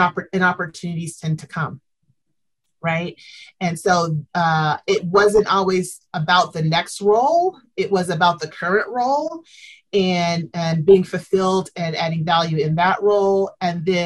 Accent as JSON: {"language": "English", "region": "Southeast", "country": "United States", "tie": "born or raised there", "also_born_or_lived": "Tennessee / Chicago, Illinois / Orlando, Florida", "moved": "as an adult", "said": "I'm from the Southeast, born in Tennessee, raised in Georgia and Alabama"}